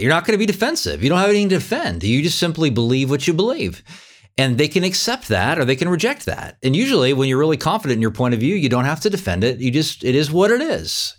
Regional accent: California, United States; now in Wichita, United States; But I grew up in California. I'm Californian

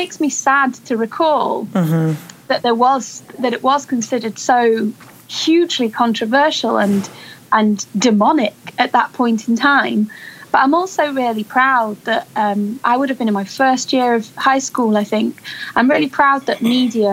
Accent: Macclesfield, North West England, United Kingdom; I was brought up in Macclesfield, just outside of Manchester

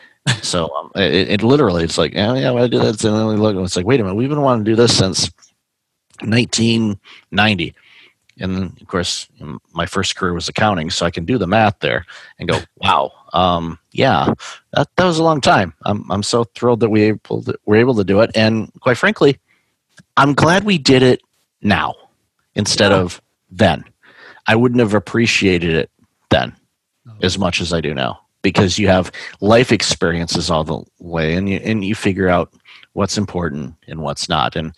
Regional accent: Big Ten area, Midwest, United States; I grew up in the Big Ten area

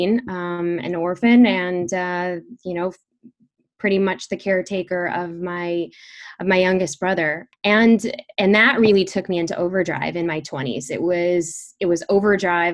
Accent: Chicago, Illinois, United States; We grew up in Chicago

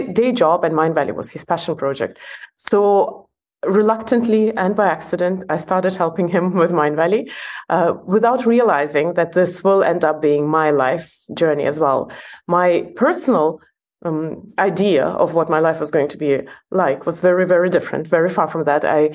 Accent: Belarus; English is a second language; also born or lived in Estonia / Norway / Scotland / New York, United States; now in Malaysia; I was born in Soviet Union and raised in Soviet Union

